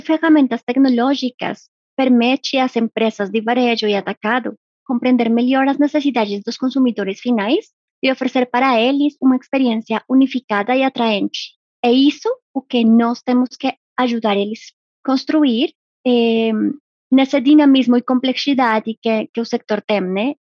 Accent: Colombia; moved away; sou colombiana

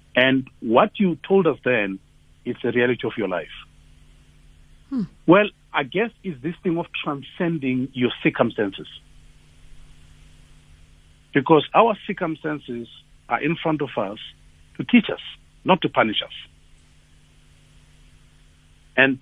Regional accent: Tembisa, Gauteng, South Africa; I was born in Tembisa

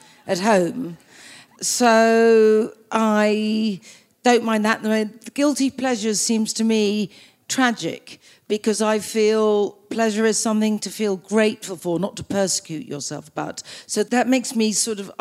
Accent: Australia; being Australian

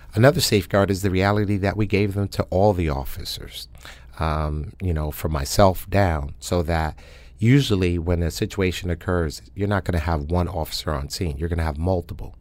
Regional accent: New York City, New York, United States; now in New Haven, United States; I was born and raised in Harlem, New York, um, 125th Street and Madison Avenue

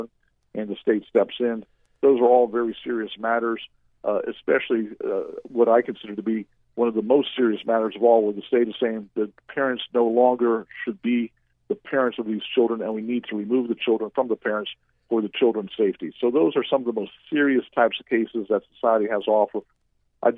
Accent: Central Florida, United States; I grew up in the Central Florida area. I went to Boone High School

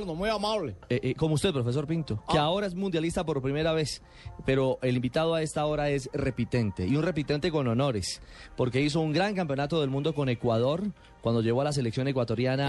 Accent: Colombia; como colombiano

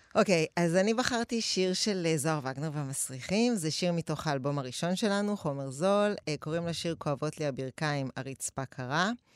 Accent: Tel Aviv, Tel Aviv District, Israel; גדלתי באפקה, גבול רמת אביב ג', רחוב משמר הגבול

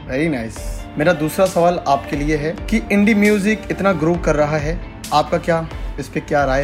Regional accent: Gujarat, India; accent: Gujarati; सो so guys अब मेरी भाषा में थोड़ा सा गुजराती टच मिल सकता है आपको

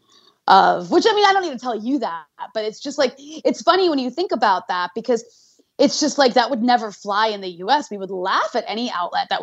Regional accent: United States; I grew up in the US, I'm American culturally

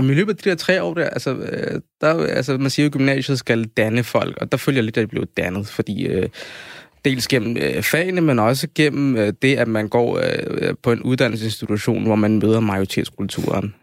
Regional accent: Copenhagen, Capital Region of Denmark, Denmark; jeg er født og opvokset her i København.

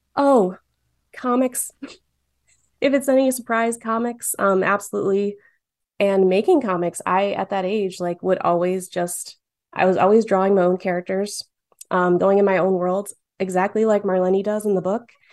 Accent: Dearborn, Michigan, United States; I grew up in Dearborn

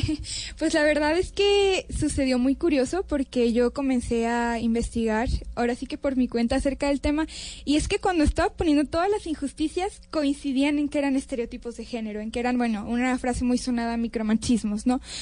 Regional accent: Mexico; also born or lived in Canada; yo soy mexicana y en México

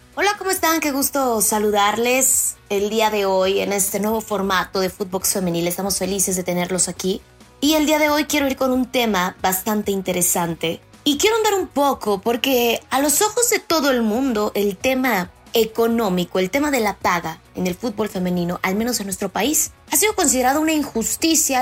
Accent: Mexico; en nuestro país

